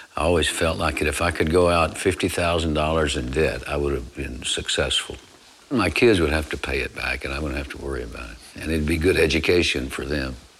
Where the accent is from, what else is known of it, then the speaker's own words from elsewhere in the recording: Abbott, Texas, United States; I was born in Abbott, Texas on uh, April 29th, 1933. And uh, my uh, grandparents raised me